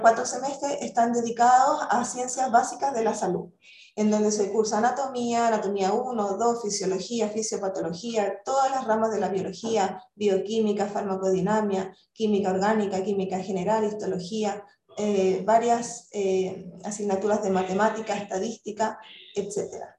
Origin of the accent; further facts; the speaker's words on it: Chile; moved away as an adult; yo soy chilena